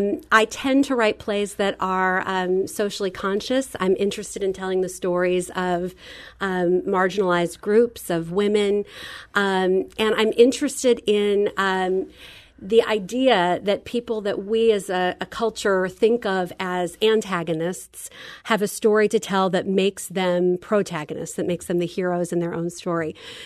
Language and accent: English; St. Louis, Missouri, United States; I grew up in St. Louis, and I worked with Chris as an actor when I was much younger.